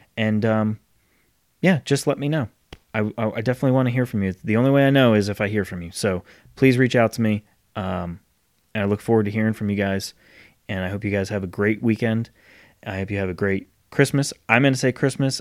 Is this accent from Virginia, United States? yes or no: no; Rhode Island, United States; now in Charlotte, United States; my friend who I grew up with in Rhode Island